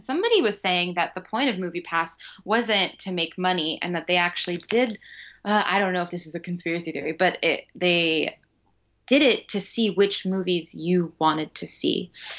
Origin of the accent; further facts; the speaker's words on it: Florida, United States; And I came from Florida, and I was like, $18 for a freaking ticket